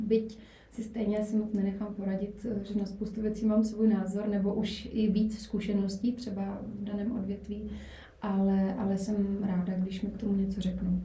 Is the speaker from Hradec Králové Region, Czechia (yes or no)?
no; Brno, South Moravian Region, Czechia; moved away as an adult; now in Prague, Czechia; původem jsem z Brna, byť už, už pár let žiju v Praze